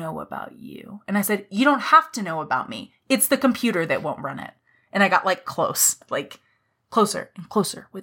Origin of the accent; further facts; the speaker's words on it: Nacogdoches, Texas, United States; I am from Texas. I live there. I was born in Nacogdoches